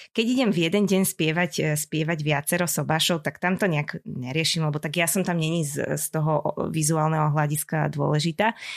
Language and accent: Slovak; Senec, Bratislava Region, Slovakia; začínala som e, v jednom spevackom zbore u nás v Senci.